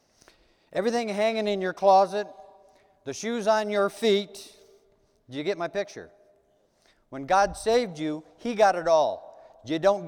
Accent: United States; as Americans

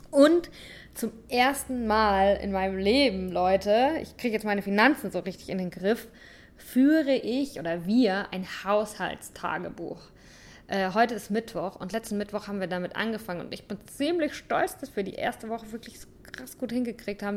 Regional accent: St. Leon-Rot, Baden-Württemberg, Germany; moved away as an adult; Ich komme aus St. Leon Roth

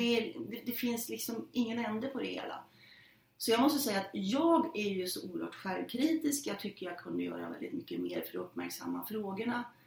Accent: Norrland, Sweden; jag är en norrlänning

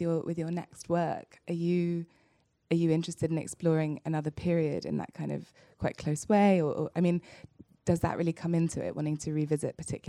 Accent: London, United Kingdom; I grew up in London in a very multicultural part of the city, very cosmopolitan

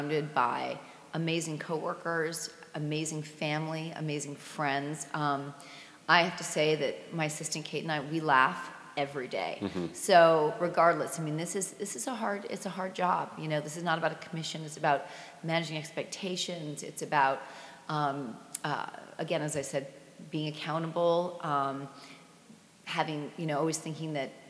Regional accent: Basking Ridge, New Jersey, United States; I grew up in Basking Ridge, New Jersey

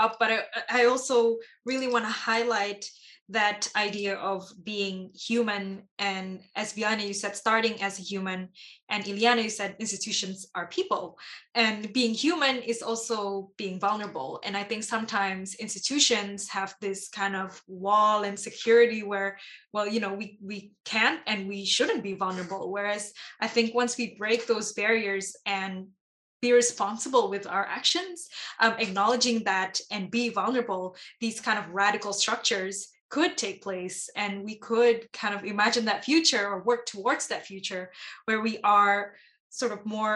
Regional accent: Indonesia; I'm from Indonesia, so particularly from Southeast Asia.

